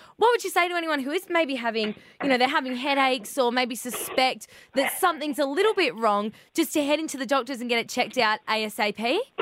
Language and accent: English; Australia; being an Aussie